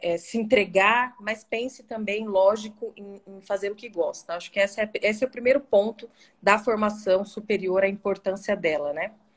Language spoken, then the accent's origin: Portuguese; Dourados, Mato Grosso do Sul, Brazil; also born or lived in Cuiabá, Mato Grosso; eu saí de Dourados para fazer esse curso, aqui em Dourados, na Unigran